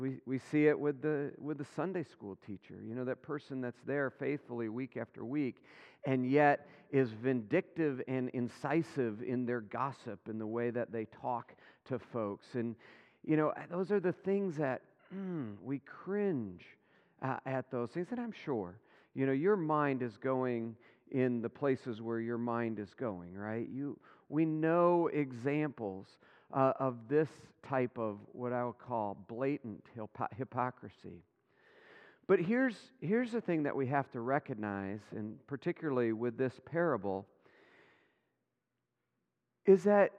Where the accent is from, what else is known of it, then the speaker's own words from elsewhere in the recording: Michigan, United States; Remember this even as a young man growing up in West Michigan.